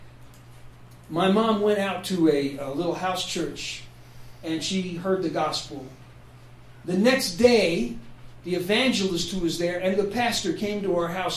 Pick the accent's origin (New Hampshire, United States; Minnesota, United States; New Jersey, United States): New Jersey, United States; born or raised there; also born or lived in Memphis, Tennessee